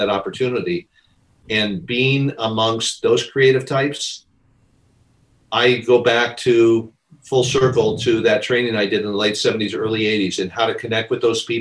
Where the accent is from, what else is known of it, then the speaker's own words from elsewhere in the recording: Southern California, United States; I grew up in Southern California, right next to Hollywood